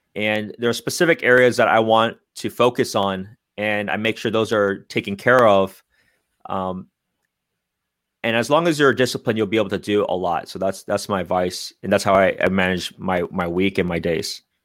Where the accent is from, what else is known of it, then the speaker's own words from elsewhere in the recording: San Francisco Bay Area, California, United States; I'm born and raised in the Bay Area